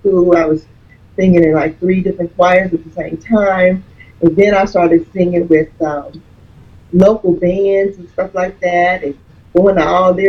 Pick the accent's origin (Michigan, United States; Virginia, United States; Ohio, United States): Ohio, United States; Dayton; I'm originally from Dayton